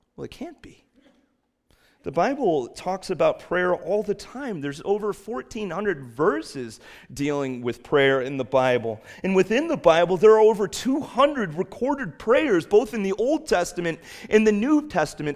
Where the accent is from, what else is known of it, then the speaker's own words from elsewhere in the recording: Chicago, Illinois, United States; now in New England, United States; growing up in Chicago